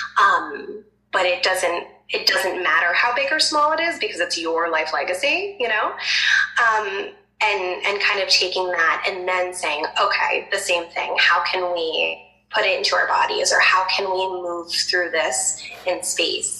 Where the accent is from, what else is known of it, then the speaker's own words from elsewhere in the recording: New Jersey, United States; I'm from Jersey, and so everyone's always using their hands.